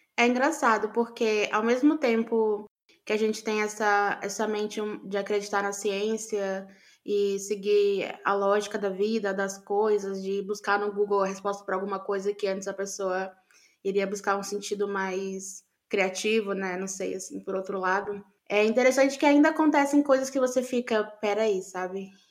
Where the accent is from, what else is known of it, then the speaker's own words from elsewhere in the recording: Amazon, Brazil; cresci na Amazônia